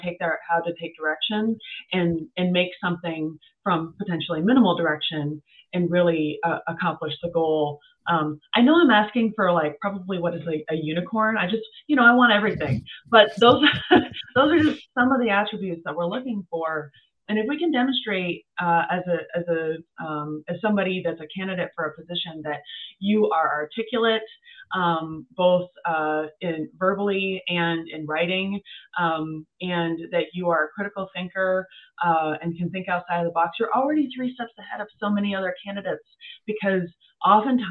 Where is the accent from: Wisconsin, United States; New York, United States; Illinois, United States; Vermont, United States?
Vermont, United States; Vermont being my home state